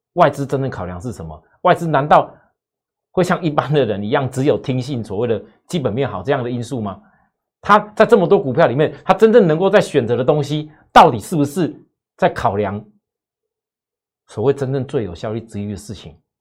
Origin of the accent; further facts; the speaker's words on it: Taiwan; 我们台湾这边